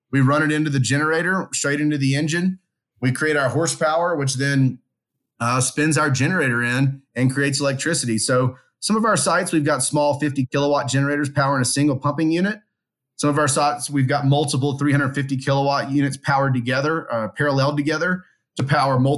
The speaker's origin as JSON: {"language": "English", "region": "Louisiana", "country": "United States", "lives_now": "Calgary, Canada", "said": "We went in there and said, hey, look, we're from Louisiana."}